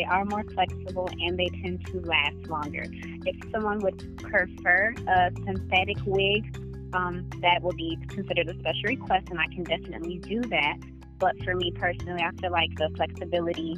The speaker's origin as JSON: {"language": "English", "town": "Benton Harbor", "region": "Michigan", "country": "United States", "tie": "born or raised there", "also_born_or_lived": "Los Angeles, California", "lives_now": "Grand Rapids, United States", "said": "I was born in Los Angeles, California, raised in Benton Harbor, Michigan, and my adult life has been here in Grand Rapids, Michigan"}